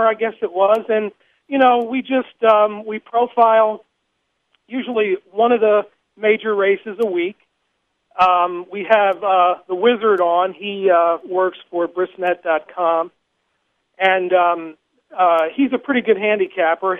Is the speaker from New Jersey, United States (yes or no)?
yes; New Jersey, United States; moved away as an adult; now in Lexington, United States; I grew up in New Jersey